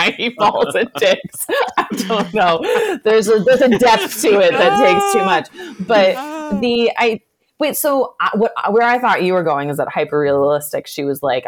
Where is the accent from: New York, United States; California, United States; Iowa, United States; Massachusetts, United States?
Iowa, United States; I am from Iowa.